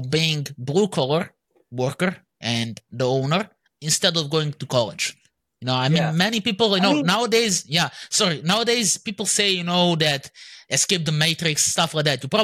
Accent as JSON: {"language": "English", "country": "Serbia", "said": "I'm from Serbia"}